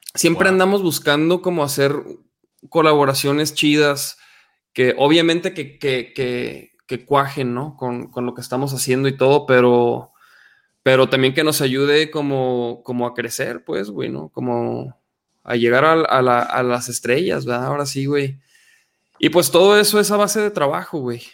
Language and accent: Spanish; Chihuahua, Mexico; moved away as an adult; now in Guadalajara, Mexico; Yo soy de Chihuahua, yo soy del norte del país precisamente y me vine acá a Guadalajara este, hace como casi 14 años